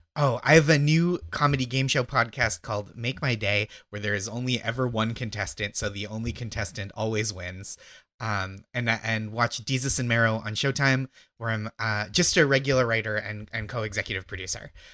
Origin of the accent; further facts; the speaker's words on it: outside Boston, Massachusetts, United States; I grew up in Massachusetts